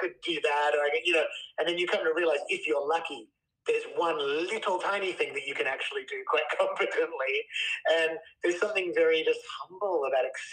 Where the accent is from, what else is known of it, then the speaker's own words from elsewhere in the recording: Australia; moved away as an adult; now in United States; being Australian and sort of growing up in a culture that was a bit like, everything's chill